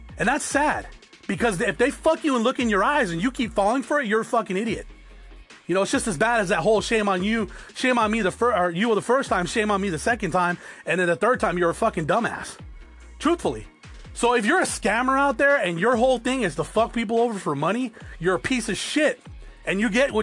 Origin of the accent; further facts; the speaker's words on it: Arizona, United States; also born or lived in Norwalk, California; I was born there, but I was raised in Arizona